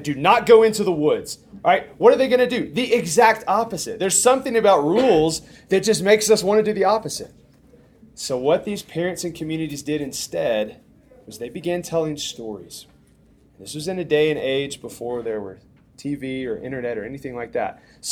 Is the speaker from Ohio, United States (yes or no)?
no; Tuscumbia, Alabama, United States; moved away; Helen Keller's from Tuscumbia, by the way, which is my hometown